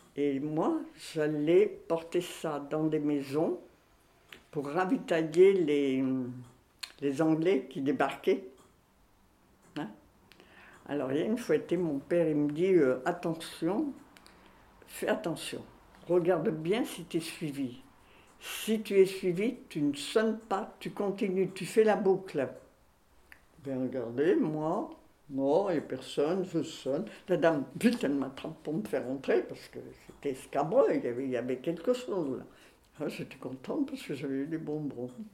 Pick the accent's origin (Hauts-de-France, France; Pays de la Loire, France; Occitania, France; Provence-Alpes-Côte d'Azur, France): Hauts-de-France, France; Tourcoing; also born or lived in Belgium; now in Grenoble, France; je suis née à Tourcoing. Oui, à Tourcoing, en 1932.